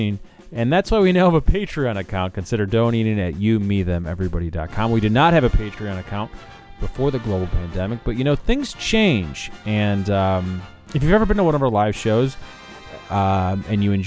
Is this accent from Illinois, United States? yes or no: yes; Chicago, Illinois, United States; I'm from Chicago